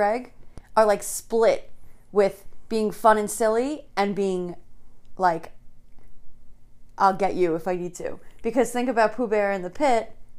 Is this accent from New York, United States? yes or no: yes; New York City, New York, United States; At least I was from the North Shore.